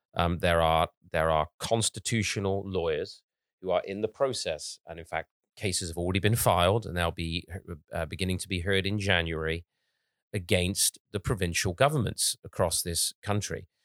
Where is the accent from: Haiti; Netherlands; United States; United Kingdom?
United Kingdom; England; when I was growing up in England